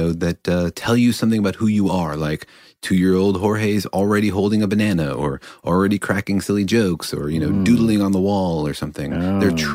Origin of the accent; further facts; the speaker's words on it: Los Alamos, New Mexico, United States; my hometown, you know, I grew up in Los Alamos